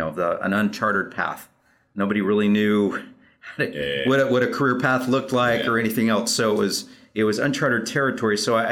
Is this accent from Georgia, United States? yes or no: no; Arizona, United States; also born or lived in Western United States; Well, I'm from the West. I'm from Arizona is what I say, typically.